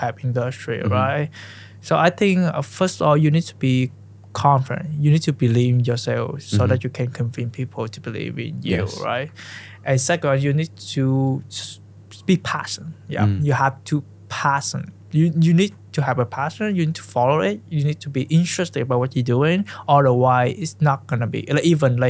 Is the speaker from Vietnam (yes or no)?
yes; Central Vietnam, Vietnam; English is a second language; moved away as an adult; also born or lived in Ho Chi Minh City; now in United States; I was born in Central Vietnam, and I went to high school in Ho Chi Minh City